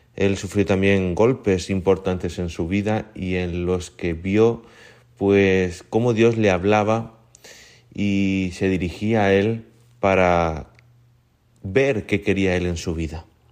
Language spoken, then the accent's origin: Spanish; Murcia, Region of Murcia, Spain; moved away as an adult; now in Honduras; yo, que soy de Murcia